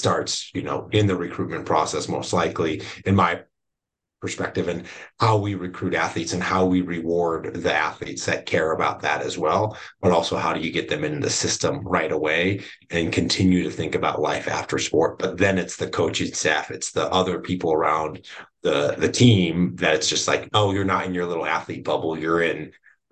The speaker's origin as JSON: {"language": "English", "town": "Chicago", "region": "Illinois", "country": "United States", "tie": "born or raised there", "moved": "yes", "said": "I grew up in the Chicago area, like in my really like elementary formative years outside of Chicago"}